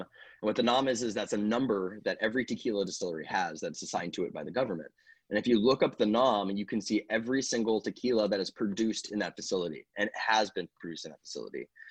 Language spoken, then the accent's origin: English; Napa, California, United States; moved away as an adult; also born or lived in Los Angeles; I grew up in Napa